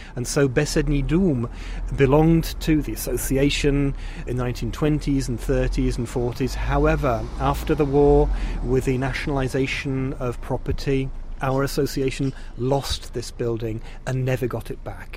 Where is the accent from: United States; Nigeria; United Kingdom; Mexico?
United Kingdom; England; now in Czech Republic; as an Englishman